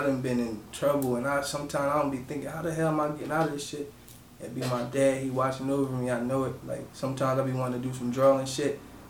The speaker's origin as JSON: {"language": "English", "town": "Harrisburg", "region": "Pennsylvania", "country": "United States", "said": "I'm from Uptown Harrisburg, 4th and Emerald. I moved around a lot of my life, but Harrisburg is where I rep. That's where I'm from."}